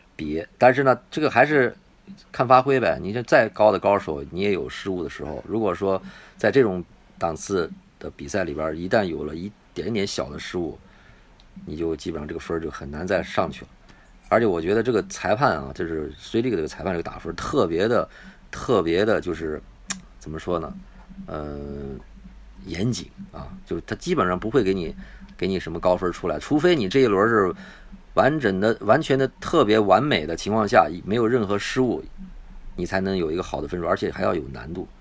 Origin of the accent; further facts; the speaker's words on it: China; 我们是中国人，我们是来看的。啊，我们不是日本人